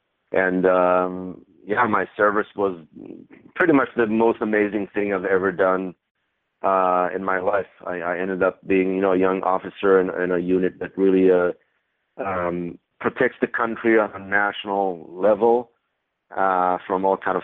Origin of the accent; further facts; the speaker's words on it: Israel; moved away; also born or lived in Cleveland, Ohio, United States; So, you know, I was born in Cleveland, Ohio, but at a very young age, my parents went back to Israel. So I spent my childhood in Israel.